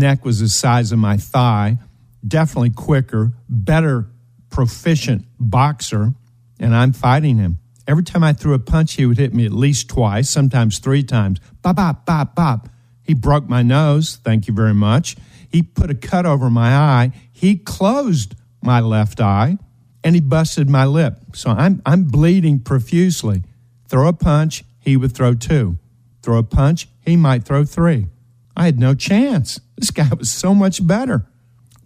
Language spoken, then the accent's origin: English; eastern Kentucky, United States; We were raised in Appalachia, the hills of Kentucky, eastern Kentucky